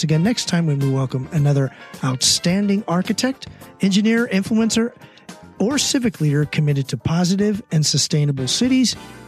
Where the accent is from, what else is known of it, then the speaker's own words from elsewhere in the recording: San Mateo, California, United States; San Mateo, California, my hometown.